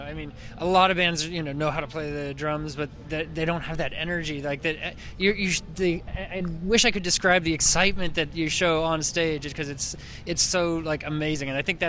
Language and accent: English; Napa, California, United States; my wife and I, so … we are both from Napa